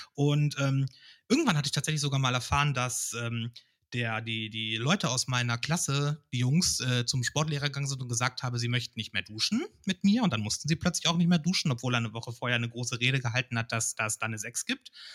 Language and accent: German; Hameln, Lower Saxony, Germany; also born or lived in Cologne; now in Hanover, Germany; ich bin aus Hameln gebürtig